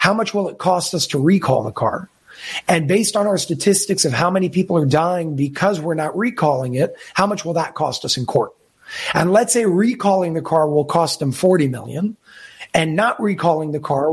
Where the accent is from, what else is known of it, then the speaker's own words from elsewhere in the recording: New York City, New York, United States; I was born in Brooklyn, New York